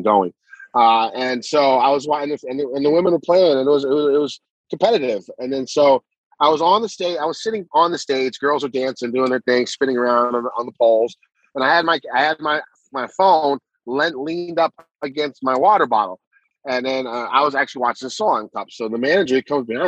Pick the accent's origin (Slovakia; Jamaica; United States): United States; I'm an American. I'm a Korean American